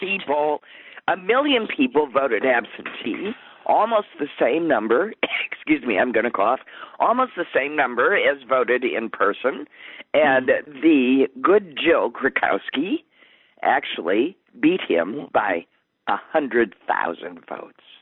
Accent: Wisconsin, United States; my home state

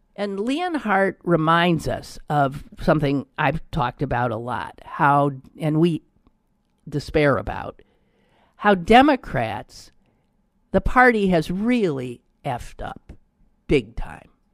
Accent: Wisconsin, United States; also born or lived in Pittsburgh; my home state of Wisconsin

